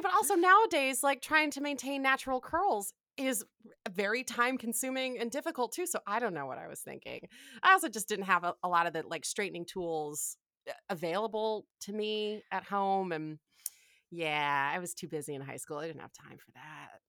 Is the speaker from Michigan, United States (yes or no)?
yes; Ann Arbor, Michigan, United States; I'm from Ann Arbor, Michigan